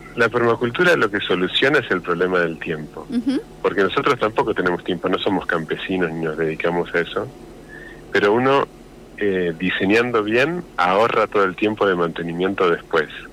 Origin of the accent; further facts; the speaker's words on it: Bahía Blanca, Buenos Aires Province, Argentina; moved away as an adult; now in La Pampa, Argentina; yo soy de Bahía Blanca y mujer de Rosario